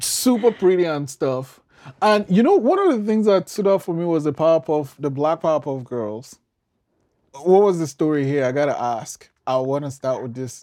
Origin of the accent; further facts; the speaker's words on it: Nigeria; now in Canada; I'm from Nigeria